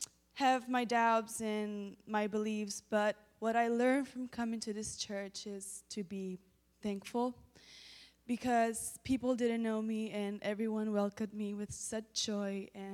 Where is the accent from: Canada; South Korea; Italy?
Italy; now in Tulsa, United States; when I first came here to Tulsa, church and religion was all very new to me because I come from Italy, and religion is seen in such a different way.